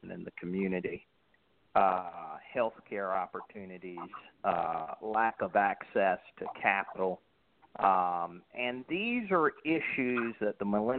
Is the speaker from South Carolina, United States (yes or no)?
yes; Columbia, South Carolina, United States; also born or lived in Atlanta, Georgia; I'm from Columbia, South Carolina, which is the capital of South Carolina.